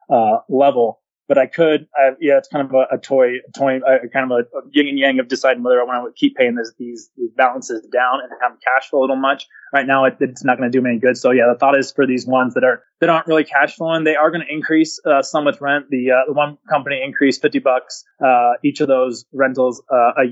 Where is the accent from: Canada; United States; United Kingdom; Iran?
United States; California; moved away; also born or lived in Spokane, Washington / Enid, Oklahoma; I'm from California